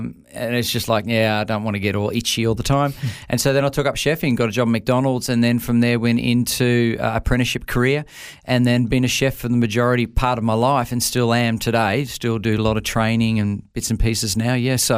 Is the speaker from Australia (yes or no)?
yes; Brisbane, Queensland, Australia; also born or lived in Canberra; Born and raised in Canberra, Canberrian. So obviously I'm a Canberra Raiders supporter from way back. But I'm, you know, when it comes to origin, I'm Queenslander. I've been up here most. I moved up when we were about 6 years of age from Canberra.